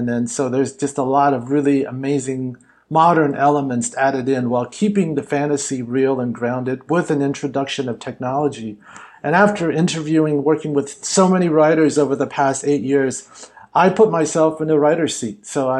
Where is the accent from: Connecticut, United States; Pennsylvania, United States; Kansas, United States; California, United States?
California, United States; Hollywood; Look, growing up Chinese American, and actually growing up in Hollywood, I thought I had to go to China in order to make content that had people who looked like me in central roles.